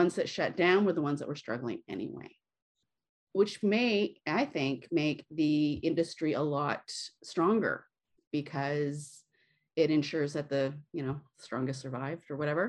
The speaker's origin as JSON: {"language": "English", "region": "West Coast of Canada", "country": "Canada", "said": "I'm from Canada and you guys are from the States. And not only that, I'm from the West Coast"}